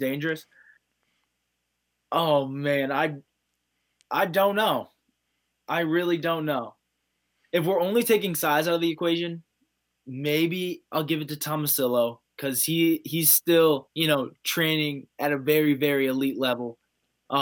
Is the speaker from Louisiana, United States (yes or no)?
no; Ohio, United States; Ohio's wrestling is, that a good majority of us are making it to that Division I level. It's so much fun growing up in an environment like